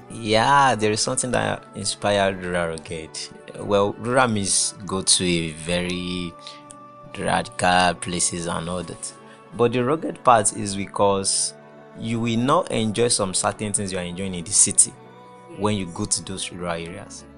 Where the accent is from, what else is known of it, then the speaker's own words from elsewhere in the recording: Oyo, Nigeria; now in Kwara, Nigeria; I'm from Oyo State.